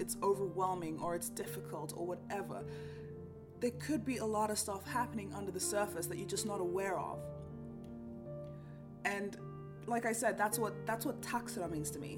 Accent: Kenya; moved away as an adult; now in Norway; a Kenyan who's grown up with a language like Swahili

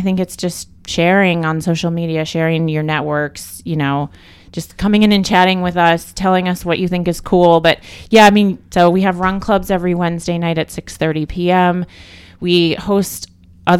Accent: Michigan, United States; moved away; also born or lived in Thailand; I'm from Michigan

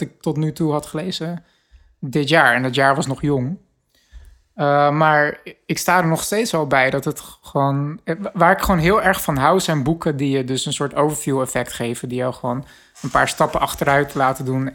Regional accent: Rotterdam, South Holland, Netherlands; ik eh, als Rotterdammer

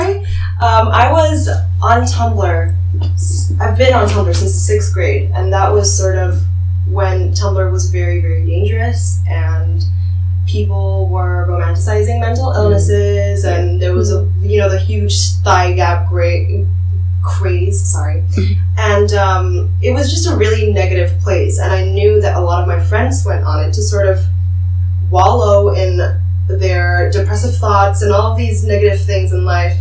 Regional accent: Tangerang, Banten, Indonesia; also born or lived in Jakarta; I grew up in Indonesia, uh, specifically in Tangerang, and then I moved to Jakarta

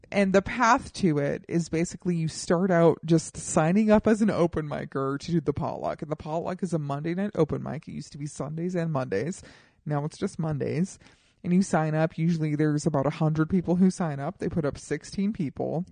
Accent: Colorado, United States; now in Los Angeles, United States; I am from Colorado

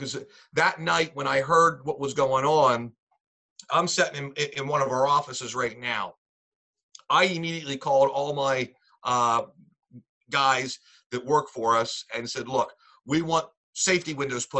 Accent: Lancaster, Pennsylvania, United States; moved away as an adult; now in Northumberland County, United States; I'm from Lancaster, Pennsylvania. I'm currently in Northumberland County

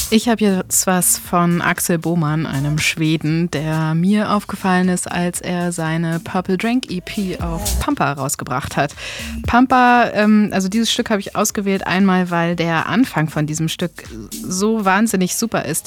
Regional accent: Hamburg, Germany; als Hamburger ist man da eben auch sehr patriotisch

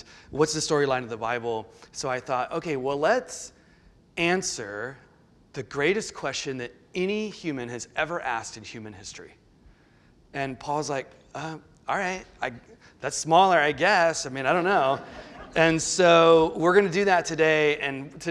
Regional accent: the Lowcountry, the South, United States; moved away as an adult; And I grew up in the South, and I grew up in the Low Country, one of the few. And born and raised

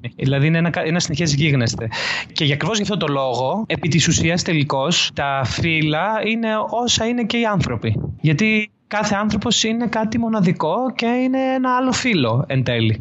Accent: Athens, Attica, Greece; also born or lived in Volos; από Αθήνα. Ε, γεννήθηκα στην Αθήνα. Ε, μετακόμισα στο Βόλο στα 18 μου να σπουδάσω. Γύρισα πέρσι το 2018 από το Βόλο πάλι στην αθηνα

